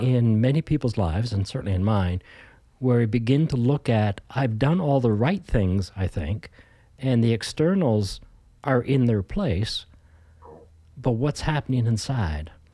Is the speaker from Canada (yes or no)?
yes; Ontario, Canada; moved away as an adult; also born or lived in Alberta / Saskatchewan; now in British Columbia, Canada; Born and raised in Ontario and started to, uh, move west.